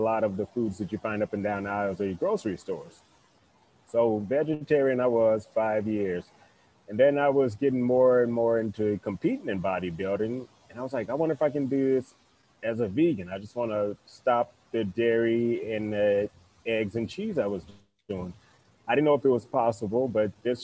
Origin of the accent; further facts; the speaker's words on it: East St. Louis, Illinois, United States; moved away as an adult; also born or lived in Phoenix area; I'm originally from East St. Louis, Illinois, so I'm a Midwestern guy.